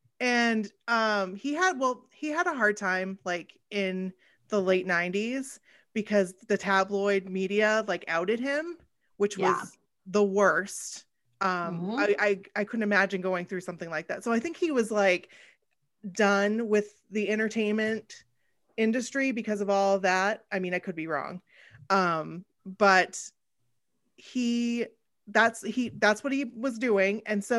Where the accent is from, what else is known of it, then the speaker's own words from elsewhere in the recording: Maine, United States; we're from Maine.